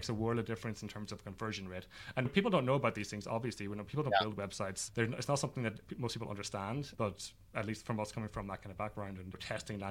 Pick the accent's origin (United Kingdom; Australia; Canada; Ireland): Ireland; also born or lived in Manhattan, New York; now in New York, United States; I'm located in Manhattan, in New York, in the East Village, originally from Ireland